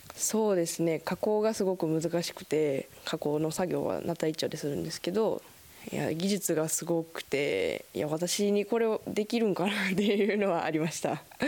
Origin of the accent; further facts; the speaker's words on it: Daito, Osaka, Japan; moved away as an adult; now in Kitakata, Japan; 大阪府大東市から来ました